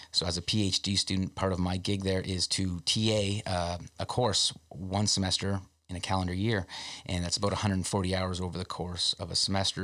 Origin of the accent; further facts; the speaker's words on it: Canada's most southern town, Ontario, Canada; being from Canada's most southern town